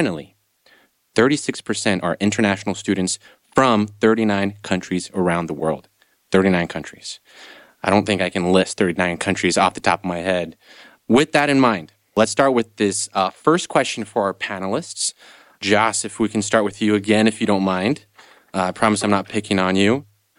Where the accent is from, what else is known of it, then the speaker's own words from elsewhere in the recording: Brazil; also born or lived in Europe / Canada; now in United States; in my case, I grew up in Brazil, but like I mentioned, I also lived here in the States, was raised here, raised in Europe a little bit, also lived in Canada for a couple of years.